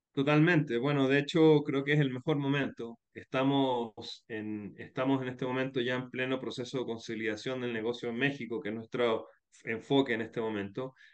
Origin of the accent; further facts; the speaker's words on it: Chile; moved away as an adult; also born or lived in Spain; now in Guayaquil, Ecuador; Yo soy de origen chileno, eh, pero hace 15 años me radiqué en, Ecuador, después de haber vivido